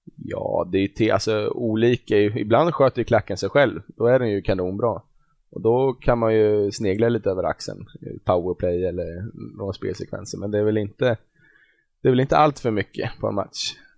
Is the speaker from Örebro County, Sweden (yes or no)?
yes; Glanshammar, Örebro County, Sweden; jag har väl spelat lite fotboll när jag var ung i Glanshammar utanför